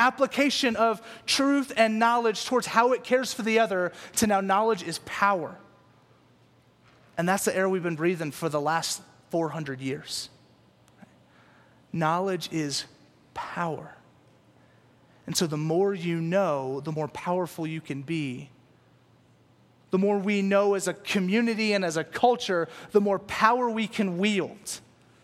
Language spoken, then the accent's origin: English; Louisiana, United States; moved away; also born or lived in California; I moved to California from Louisiana. And so in Louisiana, all we listen to is country music and bluegrass. And so I grew up listening to this stuff